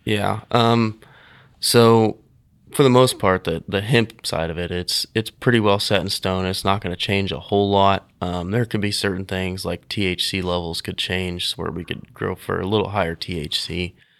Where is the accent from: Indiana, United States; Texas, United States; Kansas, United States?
Kansas, United States; Nickerson; also born or lived in Hutchinson, Kansas; I am from Nickerson, Kansas, actually. Been m, the Hutch area my whole life